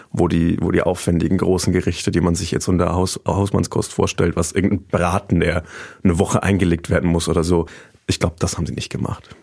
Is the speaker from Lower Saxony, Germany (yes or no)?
no; Treinsdorf, Bavaria, Germany; mein Heimatdorf